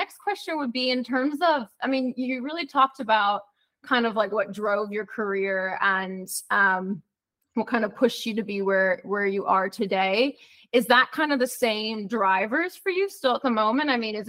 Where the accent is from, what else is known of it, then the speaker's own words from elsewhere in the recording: Minneapolis, Minnesota, United States; I was born in Minneapolis, Minnesota.